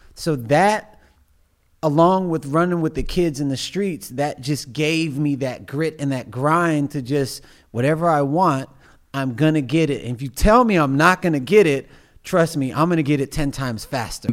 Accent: Missouri City, Texas, United States; I grew up in Missouri City, Texas

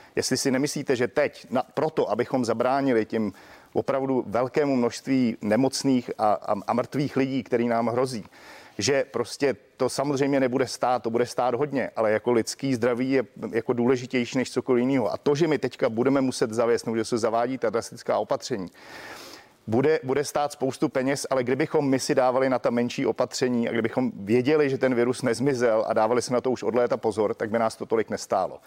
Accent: Czechia

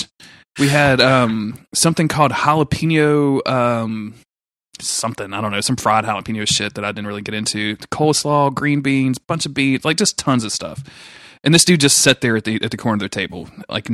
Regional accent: the South, United States; accent: Southern; my Southern accent.

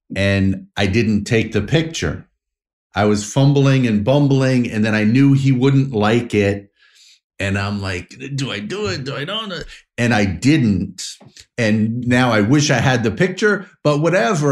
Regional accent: Montauk, New York, United States; I grew up in Montauk. My dad was a fisherman

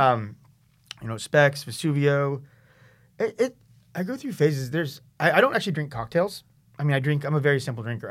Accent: San Diego, California, United States; now in San Francisco, United States; I grew up in San Diego

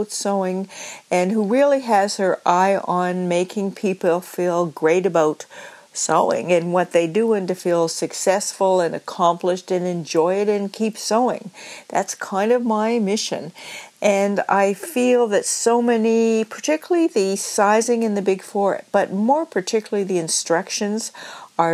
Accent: Nova Scotia, Canada; I'm from Nova Scotia

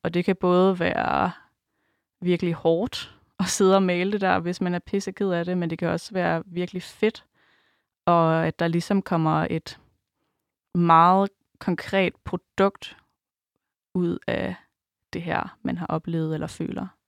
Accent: Djursland, Central Denmark Region, Denmark; nu kommer jeg fra Djursland

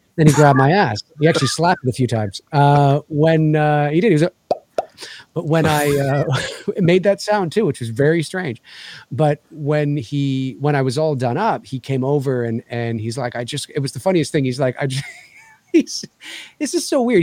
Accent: Canada; as a Canadian

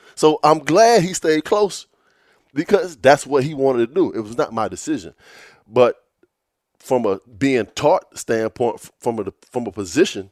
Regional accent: Virginia Beach, Virginia, United States; growing up in Virginia Beach

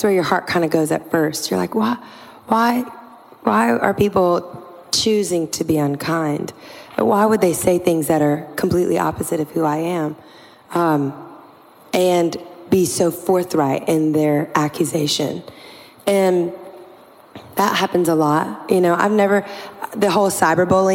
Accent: Louisiana, United States; I'm from Louisiana. I'm like a swamp girl.

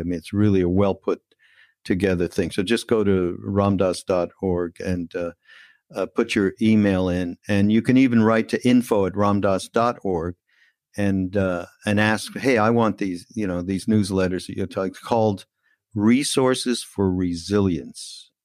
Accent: Canada; we're Canadian brothers.

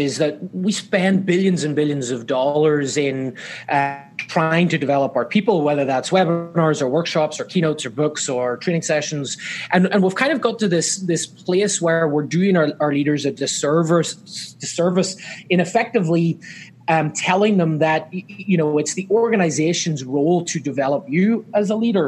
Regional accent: Northern Ireland, United Kingdom; moved away as an adult; now in Southern California, United States; I'm not from Southern California where I currently live. I'm actually from Ireland originally, Northern Ireland, in fact

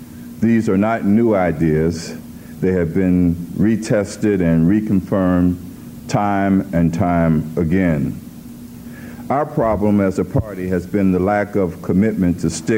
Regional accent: Cincinnati, Ohio, United States; I'm from Cincinnati

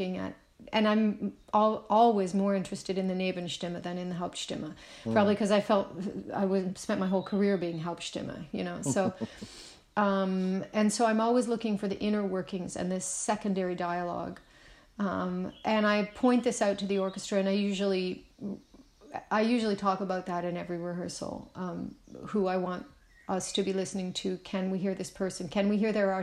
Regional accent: Nova Scotia, Canada; a Canadian who grew up in the countryside in Nova Scotia, which is a peninsula

